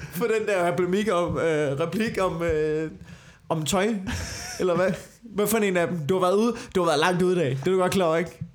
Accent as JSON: {"language": "Danish", "town": "Copenhagen", "region": "Capital Region of Denmark", "country": "Denmark", "said": "Jeg er københavner"}